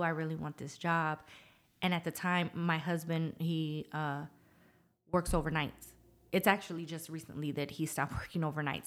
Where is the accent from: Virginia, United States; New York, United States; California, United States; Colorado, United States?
Virginia, United States; Norfolk; moved away as an adult; now in San Antonio, United States; I was raised in Norfolk, Virginia